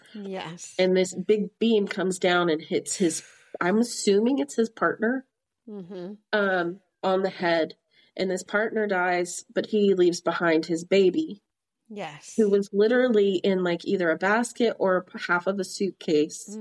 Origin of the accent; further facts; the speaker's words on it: Midland, Texas, United States; Midland, where we grew up, was a boom town